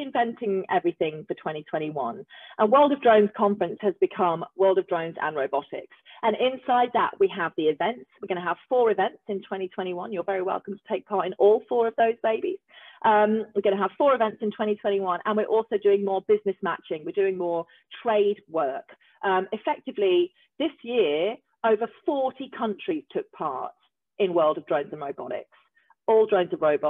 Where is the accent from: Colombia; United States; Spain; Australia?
Australia; an Australian person